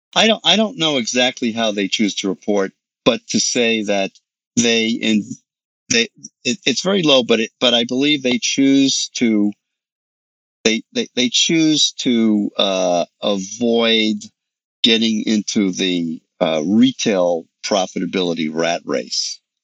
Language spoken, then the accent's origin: English; New York City, New York, United States; I grew up in New York City.